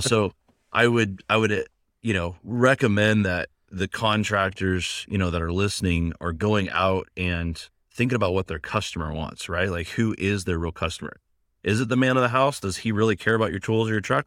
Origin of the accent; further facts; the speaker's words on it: Seattle, Washington, United States; also born or lived in Pullman, Washington; I came home from Pullman back to Seattle at the time